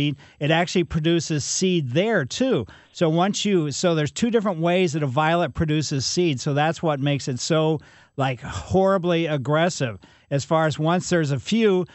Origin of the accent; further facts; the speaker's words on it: Ellisville, United States; I grew up in Ellisville